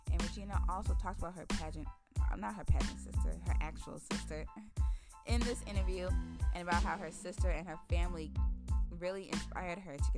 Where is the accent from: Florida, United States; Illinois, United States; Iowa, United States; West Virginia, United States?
Illinois, United States; Chicago; I'm from Chicago, so Wisconsin's close.